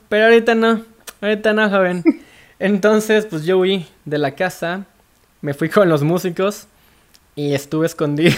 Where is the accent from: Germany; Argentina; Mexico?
Mexico; Veracruz; also born or lived in Guadalajara; now in Mexico City, Mexico; En, en Veracruz, yo soy de Veracruz.